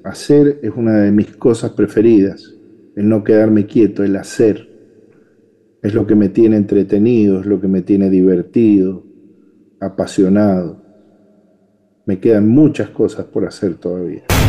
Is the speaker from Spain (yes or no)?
no; Mendoza, Argentina; Soy mendocino